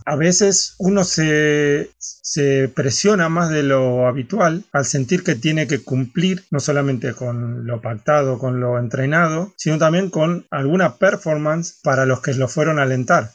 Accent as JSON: {"language": "Spanish", "country": "Argentina", "moved": "yes", "lives_now": "Barcelona, Spain"}